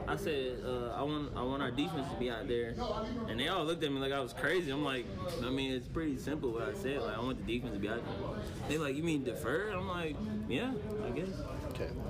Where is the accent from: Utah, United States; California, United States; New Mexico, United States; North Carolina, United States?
North Carolina, United States; Charlotte; moved away; I don't think Coach knew I was from Charlotte.